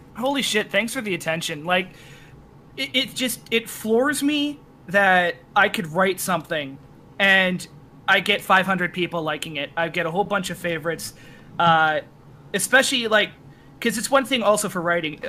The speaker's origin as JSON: {"language": "English", "country": "Canada", "said": "I'm also Canadian"}